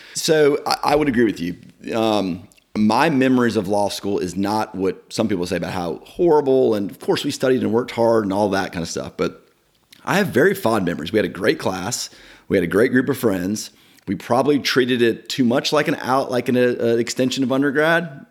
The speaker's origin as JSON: {"language": "English", "town": "Marietta", "region": "Georgia", "country": "United States", "tie": "born or raised there", "said": "grow up in that kind of environment"}